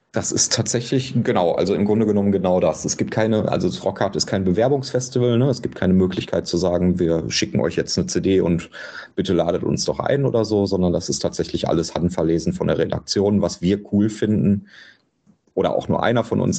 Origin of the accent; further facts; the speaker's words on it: Bochum, North Rhine-Westphalia, Germany; Ich komme ja aus Bochum